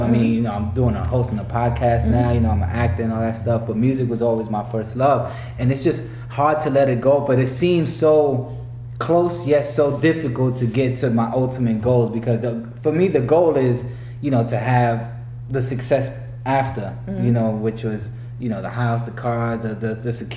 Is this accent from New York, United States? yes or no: yes; New York City, New York, United States; moved away; also born or lived in Tampa, Florida; I'm from the Bronx originally, but before this, I was in Tampa, Florida for like 12 years.